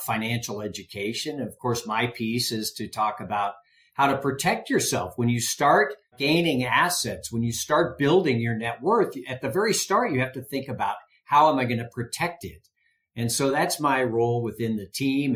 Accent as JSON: {"language": "English", "town": "San Francisco", "region": "California", "country": "United States", "tie": "born or raised there", "moved": "as an adult", "lives_now": "Reno, United States", "said": "I grew up in the Bay Area"}